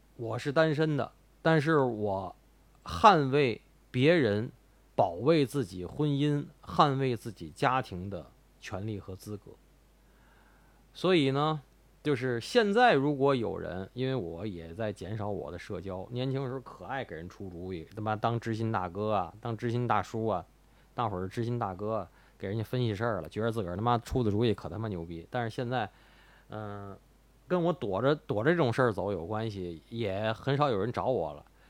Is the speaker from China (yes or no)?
yes; Tianjin, China; 我妈就是北京人。但是我，以我是天津人为荣